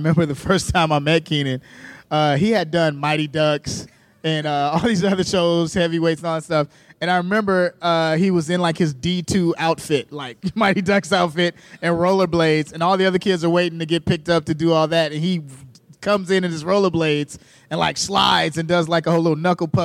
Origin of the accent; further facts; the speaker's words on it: Chicago, Illinois, United States; I'm from Chicago